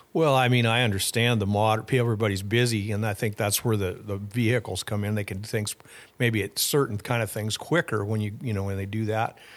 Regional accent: Fort Pierre, South Dakota, United States; Well, I grew up in South Dakota. Uh, I was born in Fort Pierre, so right there on the Missouri River. And then I grew up on a ranch forty-five miles north of Fort Pierre

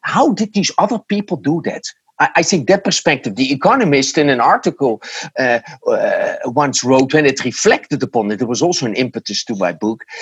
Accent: Netherlands; English is a second language; moved away as an adult; now in United States; I was born in the Netherlands and I lived there for the first 46 uh, years

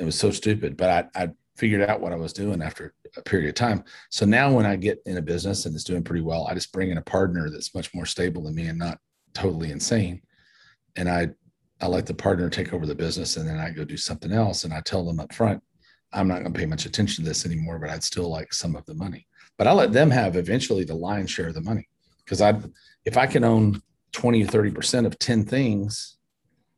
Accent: Paducah, Kentucky, United States; I was born in Paducah, Kentucky, a little bitty town in Western Kentucky

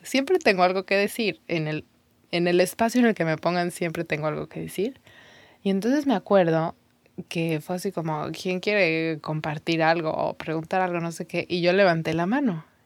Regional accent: Mexico; first language Spanish; moved away as an adult; mi lengua es el, español, iba a decir el mexicano, mi lengua, mi idioma es el mexicano

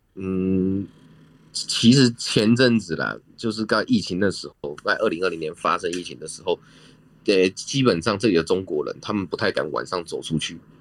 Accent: Taiwan; now in Cambodia; 我们台湾人

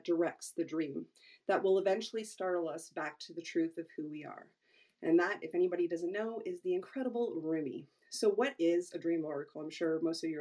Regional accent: Toronto, Ontario, Canada; I hail from Toronto, Ontario, Canada

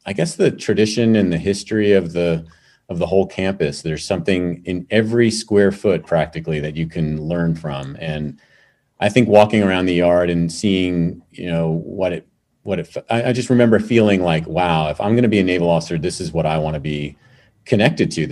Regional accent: New York City, New York, United States; moved away as an adult; also born or lived in Long Island; I grew up in New York City. Started out in New York City, was born there, and then spent some time on Long Island, and then went to high school in the city

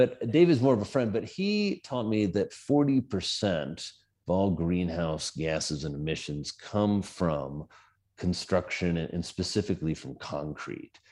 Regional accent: Indiana, United States; moved away as an adult; also born or lived in New York City; now in Wyoming, United States; I come from Indiana, like I said. I was a farm boy

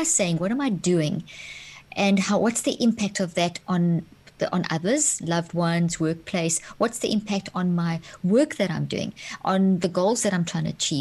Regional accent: South Africa; moved away; also born or lived in Zimbabwe; I grew up in South Africa, born in Zimbabwe, grew up in South Africa

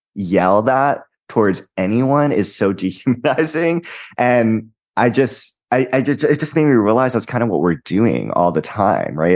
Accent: Hawaii, United States; I'm also from Hawaii

